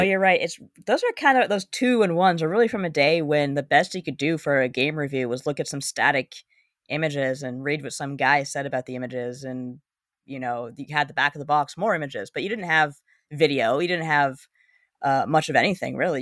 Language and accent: English; Canada